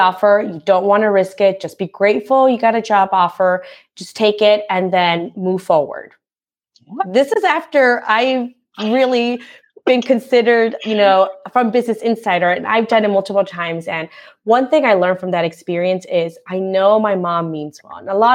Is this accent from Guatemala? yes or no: yes; Guatemala; moved away; I'm a first generation immigrant. So I was born in Guatemala